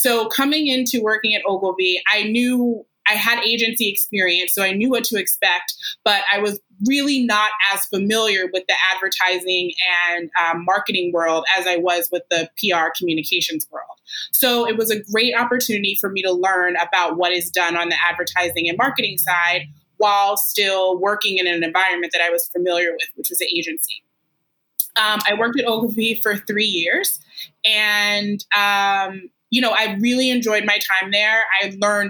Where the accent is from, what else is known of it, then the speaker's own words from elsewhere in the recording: Washington, District of Columbia, United States; I grew up in the Washington, D.C. Area